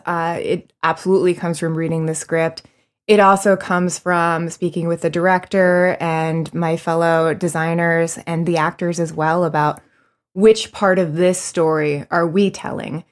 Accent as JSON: {"language": "English", "region": "Florida", "country": "United States", "moved": "yes", "lives_now": "New York, United States", "said": "I'm originally from Florida, where, um, I got started in high school"}